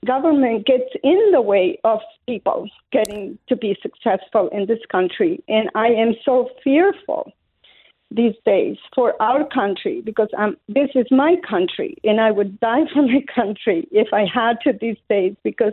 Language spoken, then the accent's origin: English; Colombia; English is a second language; moved away as an adult; now in United States; I was born in Colombia, South America, up in the mountains, where we had no running water, no electricity, nothing, not even a radio to listen to the news. And I came to this country at the age of 18 years old with $10 in my pocket, no English.